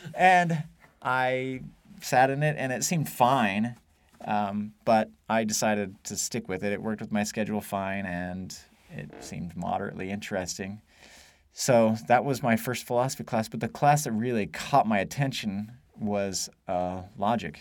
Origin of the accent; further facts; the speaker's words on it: Idaho, United States; moved away as an adult; also born or lived in Wyoming / Virginia / Texas; I was actually born in Wyoming, but I grew up in Idaho